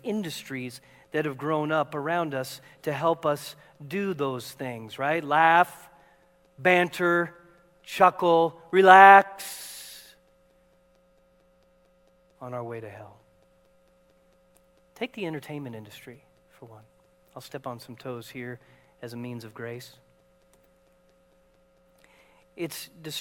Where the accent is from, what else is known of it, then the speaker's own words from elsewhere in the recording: Seattle, Washington, United States; moved away; we're from Seattle.